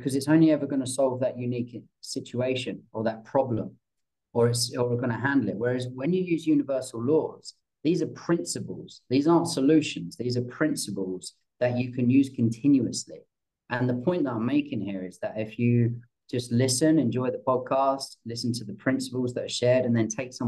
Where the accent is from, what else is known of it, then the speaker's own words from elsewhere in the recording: England, United Kingdom; I'm English